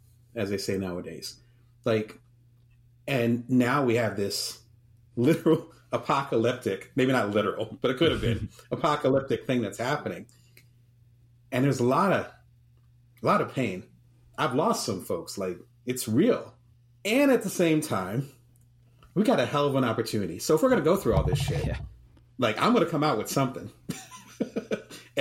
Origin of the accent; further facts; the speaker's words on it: Atlantic City, New Jersey, United States; also born or lived in New Orleans; now in Las Vegas, United States; I'm from Atlantic City, you know, and live in Las Vegas now